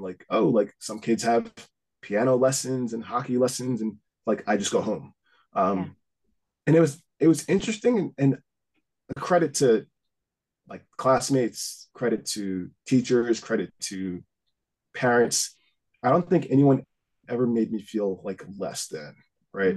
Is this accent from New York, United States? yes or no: yes; Huntington, New York, United States; also born or lived in Greenlawn; now in New Jersey, United States; I grew up in Huntington for the most part